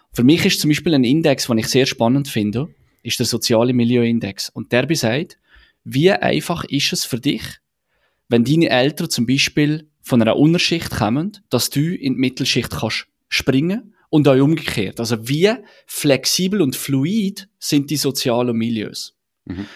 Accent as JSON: {"language": "German", "country": "Switzerland"}